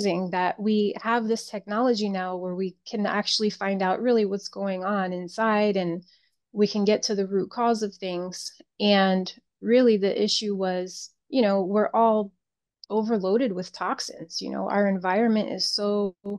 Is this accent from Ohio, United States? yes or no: no; Connecticut, United States; moved away as an adult; now in South Florida, United States; I grew up in Connecticut, born and raised. So I moved down here about maybe 21 years ago.